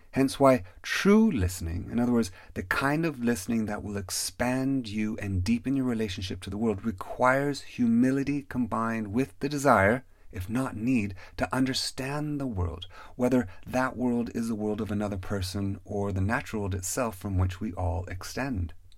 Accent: Pacific Northwest, United States; Growing up in the Pacific Northwest

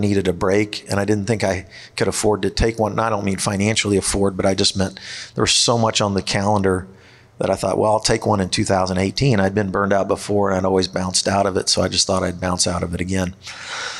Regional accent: Kansas City, Missouri, United States; also born or lived in East Coast; I grew up in the Kansas City area

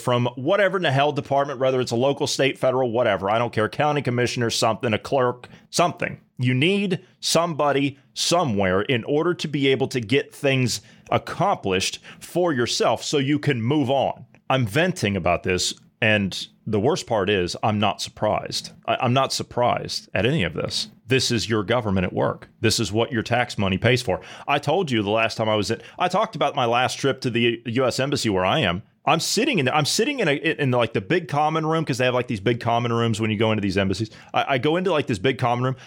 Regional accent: United States; moved away; also born or lived in Europe; I, as an American citizen

